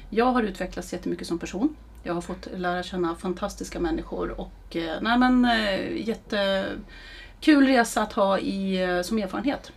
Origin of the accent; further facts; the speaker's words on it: Eskilstuna, Södermanland, Sweden; also born or lived in Härnösand; är en Eskilstuna-tjej. Eh, vi flyttade ner hit min familj från Härnösand när jag skulle börja ettan